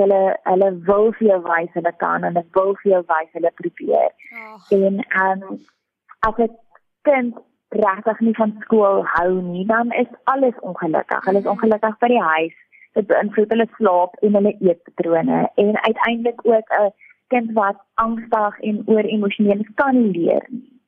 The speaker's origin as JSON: {"language": "Afrikaans", "town": "Port Elizabeth", "region": "Eastern Cape", "country": "South Africa", "tie": "born or raised there", "also_born_or_lived": "Pretoria / Stellenbosch", "moved": "as an adult", "lives_now": "Bredasdorp, South Africa", "said": "ek is in Pretoria gebore en ek het my grootword jare in Port Elizabeth deurgebring"}